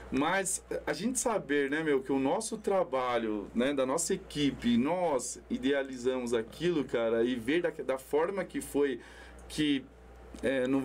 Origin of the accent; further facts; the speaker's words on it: São Paulo, Brazil; 39 anos que eu sou, do bairro do Jardim Itajaí, nascido e criado, hoje moro no Jardim Mirna.